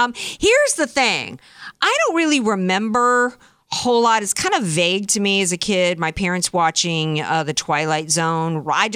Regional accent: Bronx, New York, United States; I'm from the Bronx. People like don't talk like that from the Bronx.

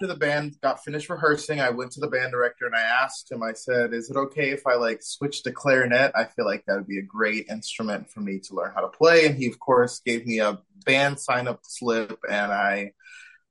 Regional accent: Shaker Heights, Ohio, United States; now in Fort Worth, United States; I grew up more specifically in Shaker Heights, Ohio

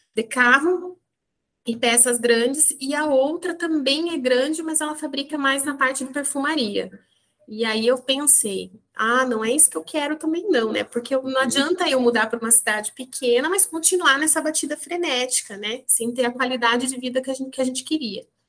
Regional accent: Maringá, Paraná, Brazil; moved away as an adult; also born or lived in Curitiba; surgiu a oportunidade de eu estar mudando da minha cidade natal, que é Maringá, no norte do Paraná

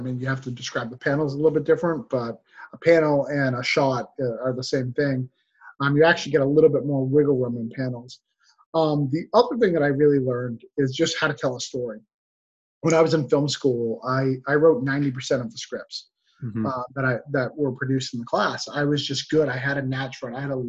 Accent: Rochester, New Hampshire, United States; moved away as an adult; also born or lived in Florida; I'm from New Hampshire. I'm from a small town in New Hampshire called Rochester, and I flew to Florida to go to film school.

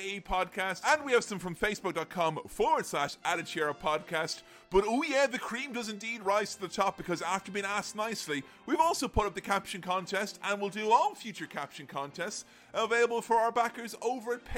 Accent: Ireland; back when I was a young boy growing up in Ireland

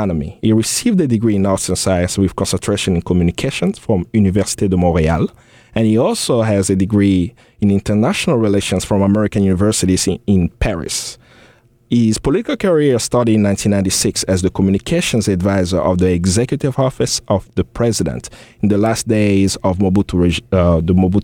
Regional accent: DR Congo; I was born in Zaire. It's always interesting for me to say I'm Congolese

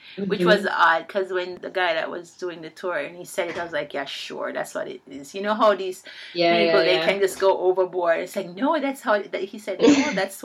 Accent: Jamaica; I'm from Jamaica.

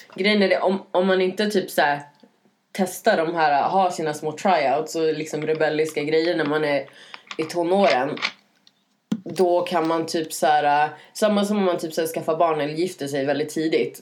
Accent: Norrland, Sweden; moved away; jag växte upp i Norrland i en liten

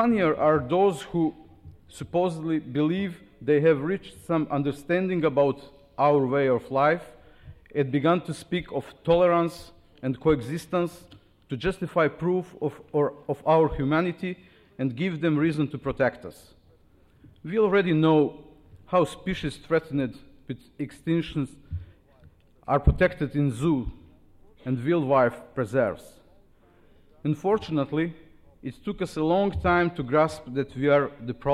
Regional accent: Sarajevo, Federation of Bosnia and Herzegovina, Bosnia & Herzegovina; I came from Sarajevo

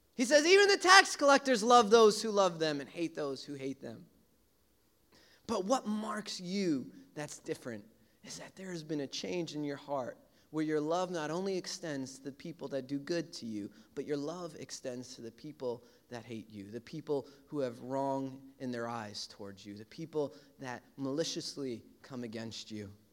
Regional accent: New York City, New York, United States; I grew up in Brooklyn

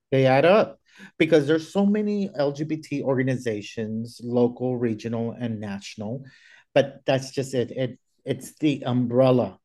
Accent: Texas, United States; moved away; I'm originally from Texas

